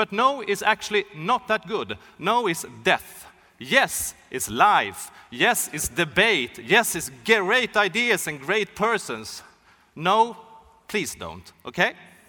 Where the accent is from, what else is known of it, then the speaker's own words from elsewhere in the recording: Sweden; I'm from Sweden. Hockey is a really big thing in Sweden.